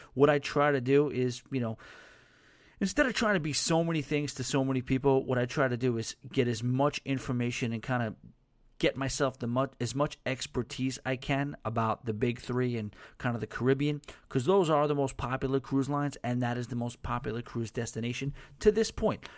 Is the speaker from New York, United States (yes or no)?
yes; New York, United States; accent: New York; my New York accent